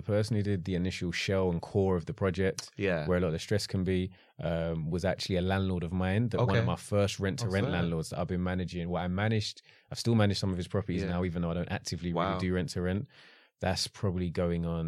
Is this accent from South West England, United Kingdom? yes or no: no; London, United Kingdom; South London.